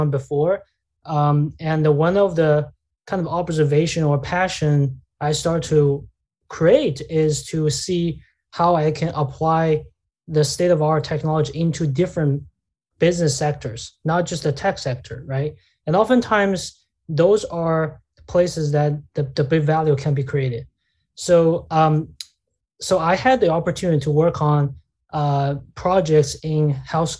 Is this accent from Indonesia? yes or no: no; China; moved away; I grew up in China